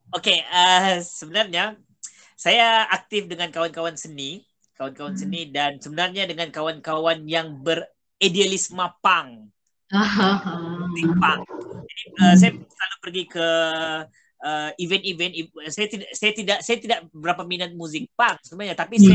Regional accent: Tawau, Sabah, Malaysia; accent: Sabah Malay; aku berasal daripada Tawau Sabah

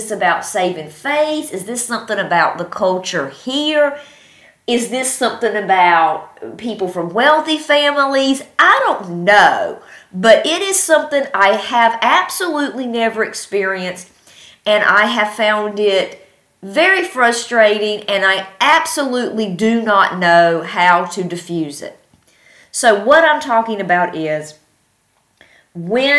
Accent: North Carolina, United States; moved away; I'm from North Carolina.

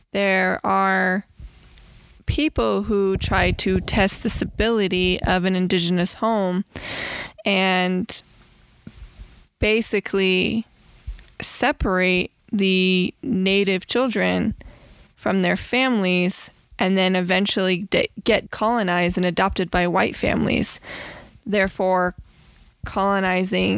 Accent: Bloomfield, New Mexico, United States; moved away; I come from Navajo Nation, the reservation off of Bloomfield, New Mexico

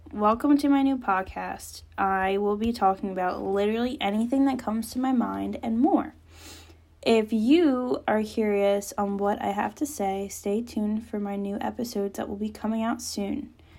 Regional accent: Trenton, New Jersey, United States; now in Cape May County, United States; I'm 23, I'm really originally from Trenton, New Jersey, but now I live in Cape May County.

